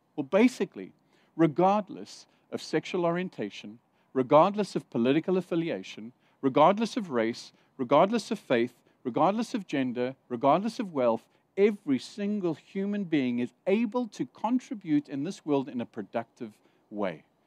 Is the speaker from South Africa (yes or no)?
yes; South Africa; moved away; also born or lived in Zimbabwe / Saudi Arabia; I grew up in South Africa during the apartheid years, and I was a teenager being taught in school